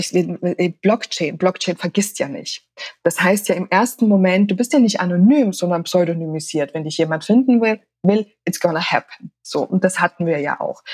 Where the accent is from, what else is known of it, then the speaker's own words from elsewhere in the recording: Austria; ich bin ja in Österreich aufgewachsen